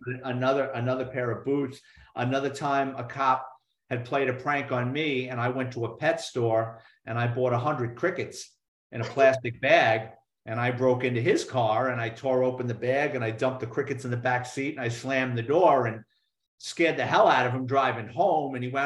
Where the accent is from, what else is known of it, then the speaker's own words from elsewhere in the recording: New York City, New York, United States; growing up in New York City